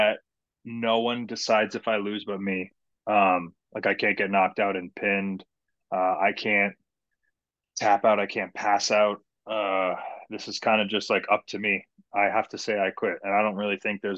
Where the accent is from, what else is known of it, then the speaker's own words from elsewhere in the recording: Hamilton, Ontario, Canada; my hometown of Hamilton